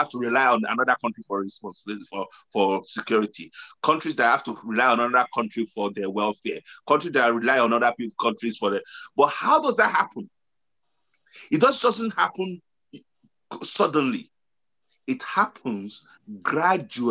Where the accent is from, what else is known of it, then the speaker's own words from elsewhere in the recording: Nigeria; I know we're coming from Nigeria